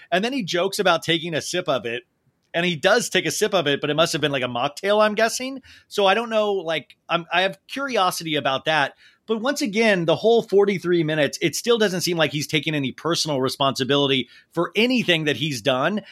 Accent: Kansas, United States; now in Los Angeles, United States; I grew up in Kansas

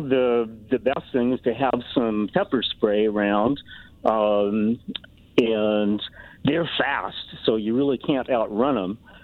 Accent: Colorado, United States; now in Iowa, United States; I'm from Colorado and I have relatives in Colorado

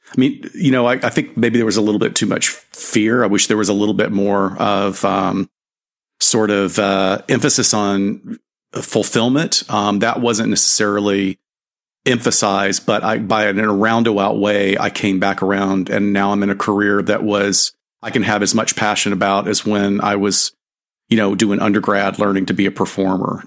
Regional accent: Alabama, United States; now in Southern California, United States; I've been here long enough to now be considered a, a, a native of Southern California, although I grew up in Alabama

